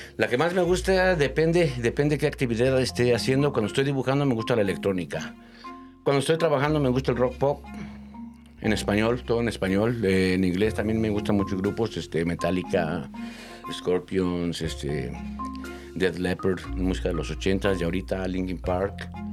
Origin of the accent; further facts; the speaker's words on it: Mexico City, Mexico; Yo nací en la Ciudad de México, ¿verdad? Mi mamá es de provincia, de por allá de Querétaro